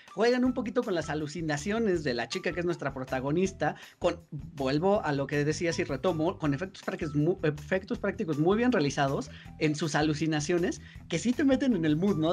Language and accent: Spanish; Mexico; como mexicanos